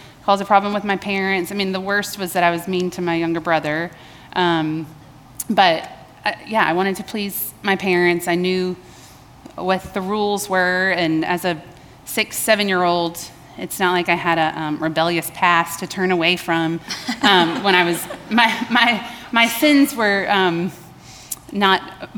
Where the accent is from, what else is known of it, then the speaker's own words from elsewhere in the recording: Baton Rouge, Louisiana, United States; now in Columbia, United States; I was born in Baton Rouge, Louisiana